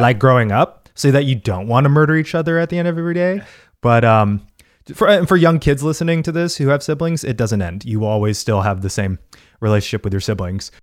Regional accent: United States; as an American

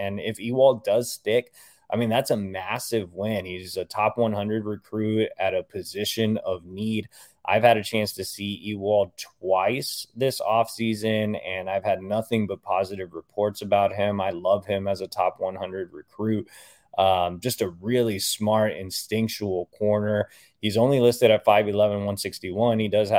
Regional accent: Texas, United States; I'm from Texas, which is a mecca of high school football.

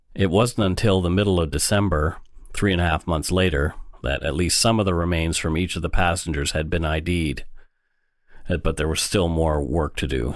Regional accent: Bridgewater, Nova Scotia, Canada; now in Vancouver, Canada; in my hometown in Bridgewater, only forty minutes down the road from Peggy's Cove.

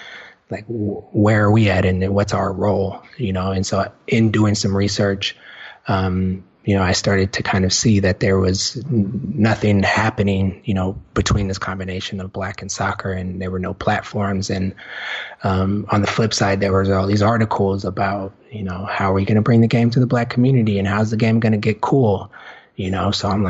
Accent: United States; as an American

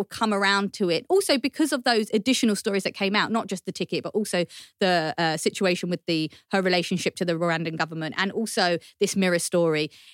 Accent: United Kingdom; we're not immigrants, we're British born. Yeah. We are British

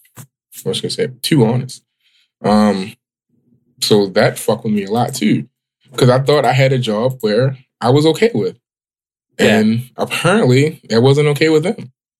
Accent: Baltimore, Maryland, United States; Growing up on West Baltimore

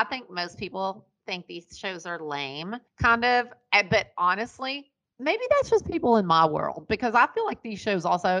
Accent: Ashland, Kentucky, United States; now in California, United States; I grew up in Ashland, which isn't, that's 22,000 people when I lived there.

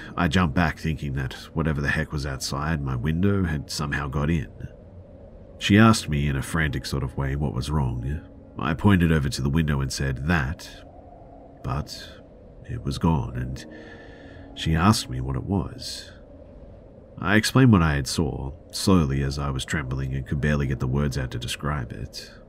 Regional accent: Australia; So I'm from Australia, and when I was 8 years old, my family lived in a house off the Pacific Highway.

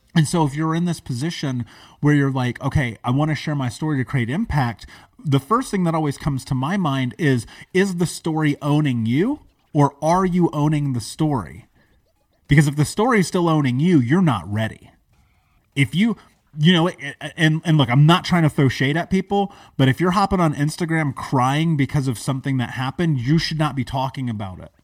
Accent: United States; I grew up in America. I grew up in a major city.

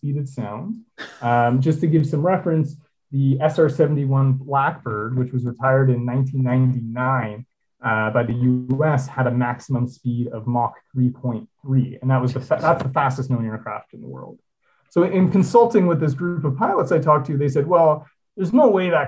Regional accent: Toronto, Ontario, Canada; born or raised there

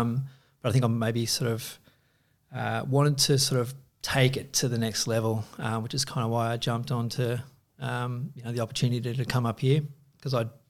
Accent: Torquay, Victoria, Australia; Growing up in Torquay, you know, you pull up a juck and you go, right, I'm going to Bells or I'm going to 13th.

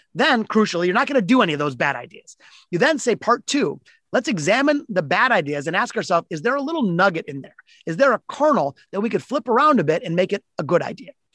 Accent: Detroit, Michigan, United States; my hometown of Detroit. I'm in Detroit, which is Motor City

